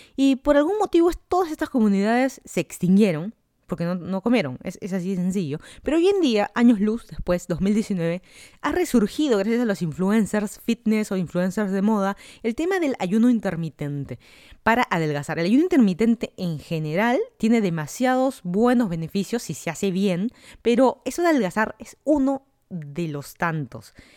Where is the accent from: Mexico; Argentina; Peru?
Peru; Lima; moved away as an adult; also born or lived in Miami, United States; now in Fairfax County, Virginia, United States; yo soy de Lima, Perú, me mudé a Estados Unidos hace casi tres años